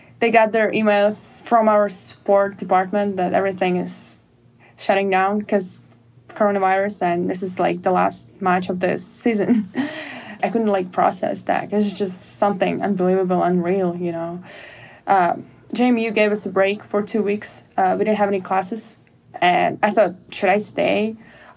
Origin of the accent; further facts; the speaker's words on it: Russia; moved away as an adult; growing up in Russia, we don't have softball, lacrosse, even football